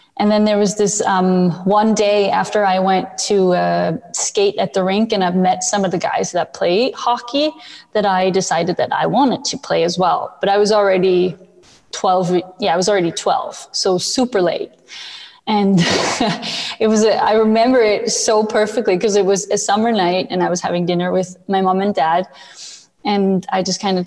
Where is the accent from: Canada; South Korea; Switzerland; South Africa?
Switzerland; moved away as an adult; also born or lived in North America / Buffalo; I was born and raised in Switzerland. And at the age of 18, I decided that I wanted to move to North America to play hockey